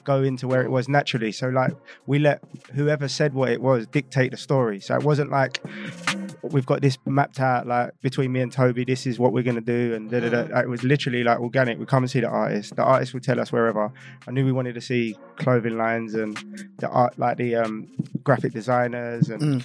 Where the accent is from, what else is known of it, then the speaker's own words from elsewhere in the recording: London, United Kingdom; I'm from London.